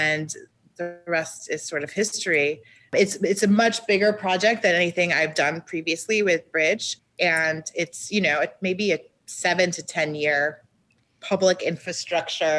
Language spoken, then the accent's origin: English; Miami Beach, Florida, United States; moved away as an adult; also born or lived in New York City; Born and raised in Miami Beach.